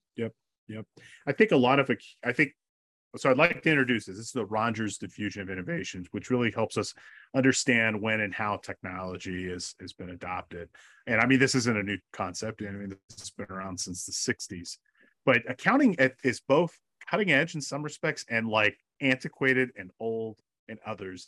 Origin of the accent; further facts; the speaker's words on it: California, United States; California, my home state